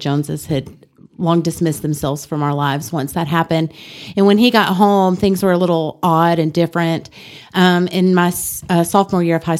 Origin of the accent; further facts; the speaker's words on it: Ruston, Louisiana, United States; I was born in Ruston, Louisiana.